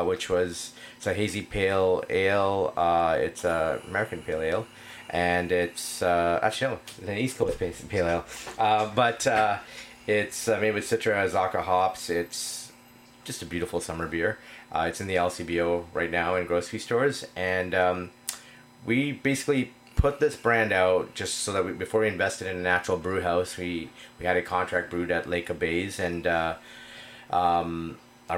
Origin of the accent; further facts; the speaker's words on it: Spain; now in Canada; I'm Spanish from Spain